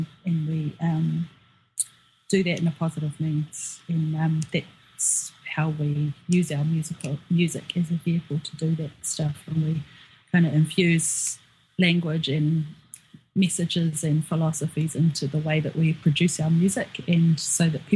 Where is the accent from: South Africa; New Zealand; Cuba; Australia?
New Zealand; Auckland; also born or lived in Northland, New Zealand; I was born and raised here in Auckland